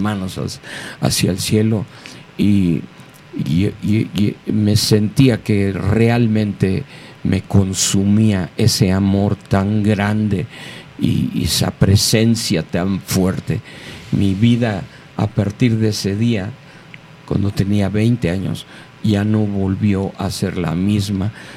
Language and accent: Spanish; Mexico City, Mexico; soy mexicano, antes que nada. Nací aquí hace 69 años en la Ciudad de México